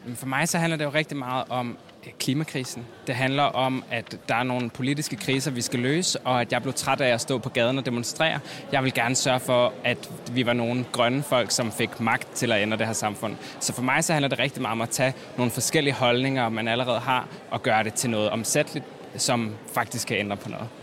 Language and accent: Danish; Odense, Southern Denmark, Denmark; moved away; da jeg var teenager hjemme i Odense